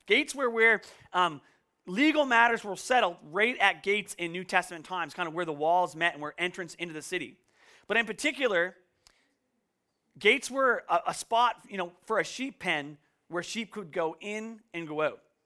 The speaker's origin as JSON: {"language": "English", "town": "Canso", "region": "Nova Scotia", "country": "Canada", "tie": "born or raised there", "also_born_or_lived": "Woods Harbour, Nova Scotia", "moved": "yes", "said": "where I grew up in Kanso, we, like, never really locked our doors"}